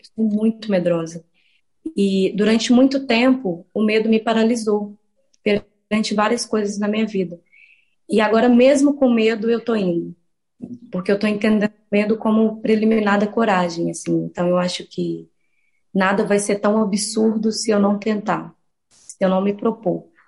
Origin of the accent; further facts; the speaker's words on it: Santa Luzia, Minas Gerais, Brazil; also born or lived in Belo Horizonte; foi o lugar onde eu fui criada sobretudo Santa Luzia, assim, que é a minha comunidade